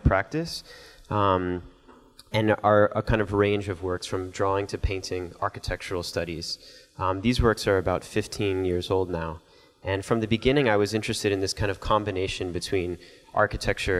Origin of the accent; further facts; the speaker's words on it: Miami, Florida, United States; growing up in Miami, not far from where the space shuttles were launched